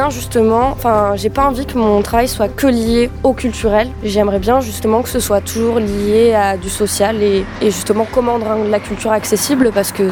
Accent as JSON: {"language": "French", "area": "Dordogne", "region": "Nouvelle-Aquitaine", "country": "France", "tie": "born or raised there", "also_born_or_lived": "Nantes / Bordeaux", "said": "j'ai 24 euh, ans, je suis originaire de Dordogne. J'habite à Surac en Périgord, ah. à la vie à la mort. j'ai fait mon collège à Belvès et mon lycée à, à Sarlat."}